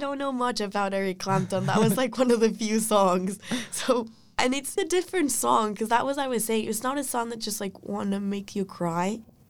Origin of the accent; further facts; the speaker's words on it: Ecuador; moved away; I'm a first-year student in UVA, and I'm from Ecuador